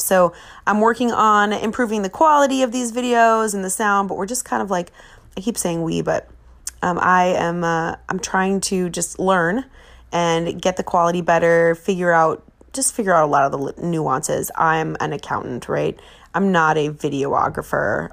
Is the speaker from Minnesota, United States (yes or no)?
yes; Minnesota, United States; I'm from Minnesota